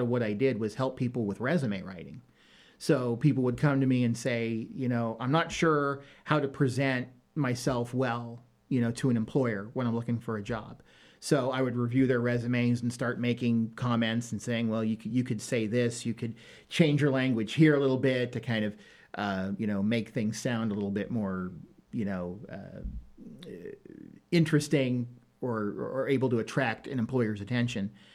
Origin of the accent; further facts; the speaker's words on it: Northeast Ohio, United States; moved away as an adult; also born or lived in Michigan; now in Danville, United States; I am originally from Northeast Ohio